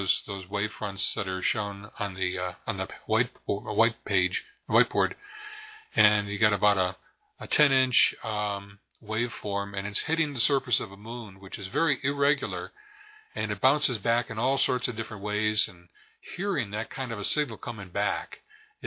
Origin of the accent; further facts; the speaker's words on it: Rochester, New York, United States; growing up in the Rochester, New York area